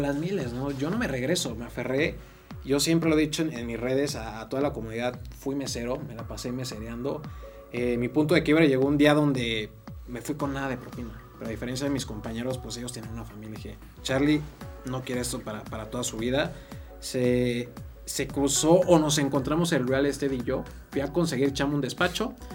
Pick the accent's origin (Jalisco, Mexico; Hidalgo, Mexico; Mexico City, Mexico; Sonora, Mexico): Hidalgo, Mexico; Actopan; moved away; also born or lived in Querétaro; soy originario de Actopan Hidalgo